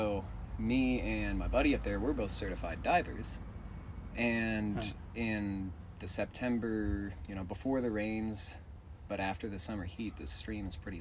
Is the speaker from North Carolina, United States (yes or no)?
no; California, United States; moved away; I grew up in California diving out there.